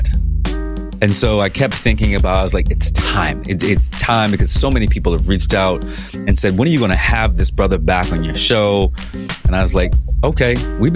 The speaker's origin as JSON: {"language": "English", "area": "Tidewater", "region": "Virginia", "country": "United States", "said": "We are both Tidewater boys"}